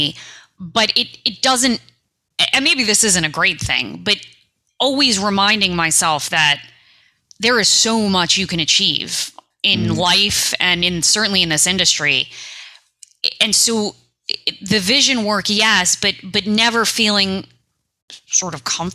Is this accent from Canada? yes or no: no; New York City, New York, United States; I'm a kid from New York City